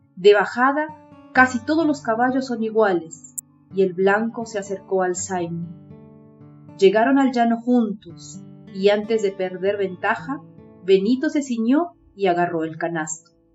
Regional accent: Peru; soy de Perú.

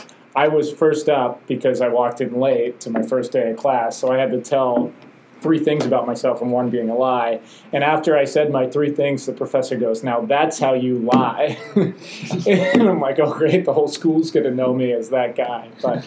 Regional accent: United States; I guess for me, being an American, it's still a bit overwhelming that first day.

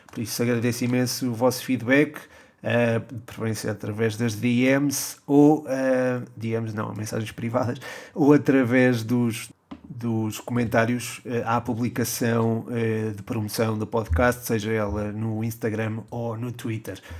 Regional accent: Coimbra, Centro, Portugal; born there; Uh, sim, nasci em Coimbra.

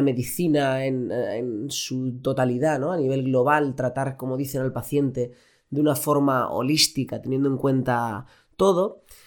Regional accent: Elche, Valencian Community, Spain; moved away as an adult; now in Barcelona, Spain; yo soy de Elche

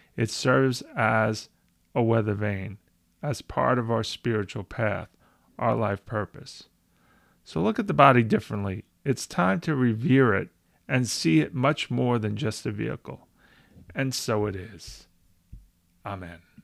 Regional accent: United States; I present as an American of Italian heritage.

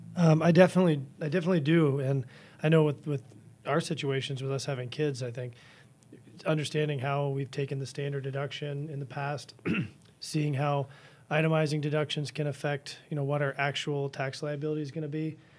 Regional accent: Washington, District of Columbia, United States; now in Dane County, Wisconsin, United States; I grew up in Washington, N D C area

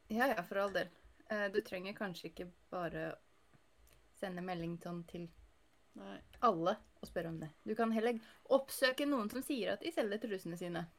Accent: Northern Norway, Norway; jeg er nordlending med munndiaré

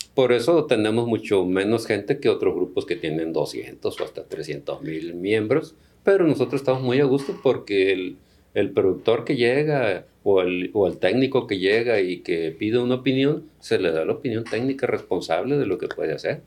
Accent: Culiacán, Sinaloa, Mexico; also born or lived in Tabasco / State of Mexico / Valle del Fuerte, Sinaloa; siendo de Sinaloa, yo soy de Culiacán, aquí estudié

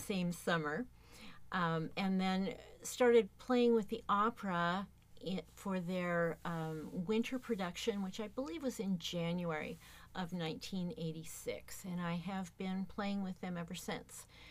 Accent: Tacoma, Washington, United States; I have been uh, in the Tacoma area my entire life. I grew up playing in the Tacoma Youth Symphony orchestras

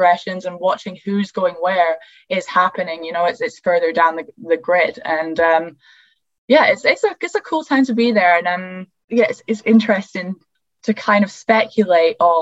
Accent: United Kingdom; I'm just a British girl here

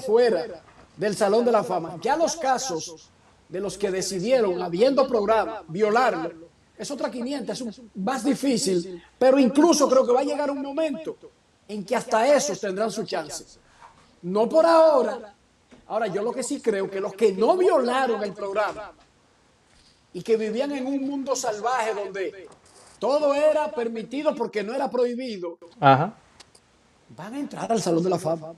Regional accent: Dominican Republic; moved away as an adult; now in United States; soy dominicano

